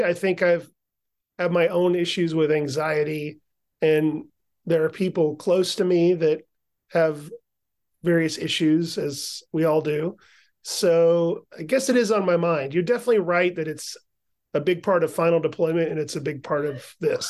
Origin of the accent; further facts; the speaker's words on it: the South, United States; Yeah, I'm a Southerner, so I have some family from North Carolina and some family from Georgia.